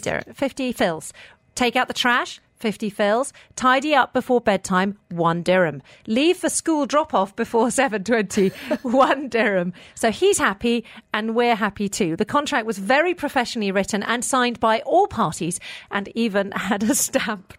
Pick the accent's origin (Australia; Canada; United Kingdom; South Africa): United Kingdom; now in Dubai, United Arab Emirates; I'm British, so is my husband